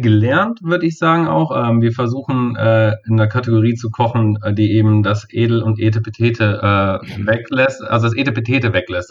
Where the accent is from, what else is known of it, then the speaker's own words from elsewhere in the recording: Kassel, Hesse, Germany; hier in Kassel wirklich direkt lokal, wo ich herkomme